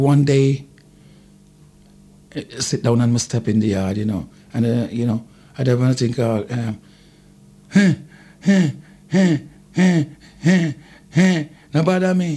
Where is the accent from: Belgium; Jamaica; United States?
Jamaica; I've made the first album as a Jamaican artist